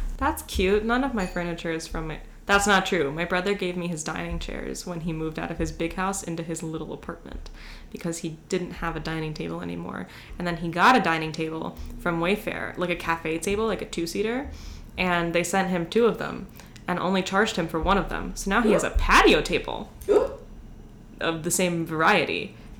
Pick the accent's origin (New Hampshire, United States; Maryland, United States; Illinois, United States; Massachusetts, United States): Maryland, United States; Hagerstown; I'm from Hagerstown